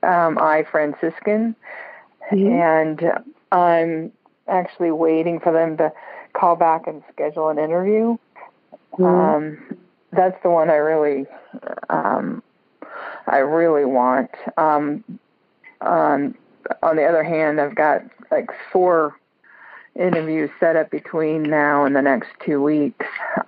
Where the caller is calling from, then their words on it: Washington, United States; Washington State.